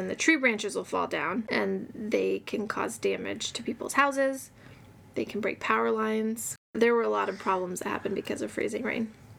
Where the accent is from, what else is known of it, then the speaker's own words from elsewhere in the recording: Missouri, United States; moved away; when I was growing up in Missouri